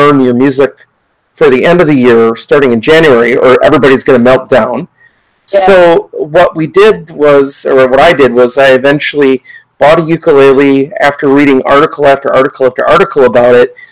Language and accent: English; United States; growing up as an American student in both public schools